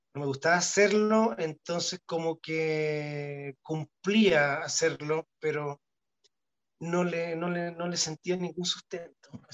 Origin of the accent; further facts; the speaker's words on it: Punta Arenas, Magallanes and Chilean Antarctica, Chile; moved away; yo me acuerdo cuando era cabrón chico, yo veía la teleserie en Punta Arena